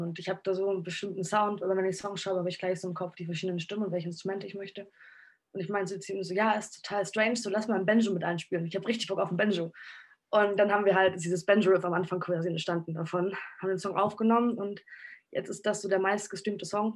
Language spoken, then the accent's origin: German; Hamburg, Germany; in der Schanze in Hamburg tatsächlich, wo ich aufgewachsen bin die meiste Zeit